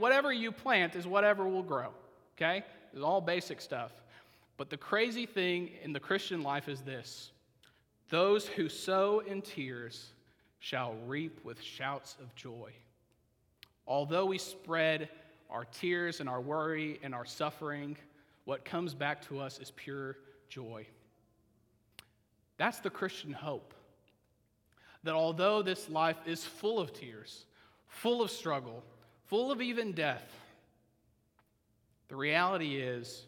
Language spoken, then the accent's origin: English; Oklahoma, United States; moved away as an adult; now in Alcoa, United States; If I was back in Oklahoma